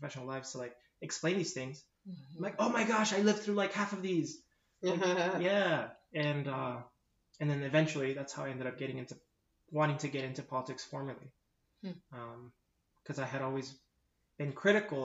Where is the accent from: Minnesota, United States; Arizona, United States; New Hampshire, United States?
Arizona, United States; 40th and Osborne; 40th and Osborne.